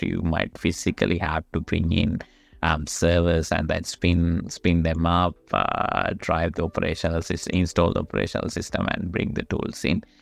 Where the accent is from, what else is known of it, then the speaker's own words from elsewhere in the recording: Sri Lanka; moved away as an adult; now in Australia; I am actually originally from Sri Lanka, but I've been in Australia for about, um, twelve, thirteen years now.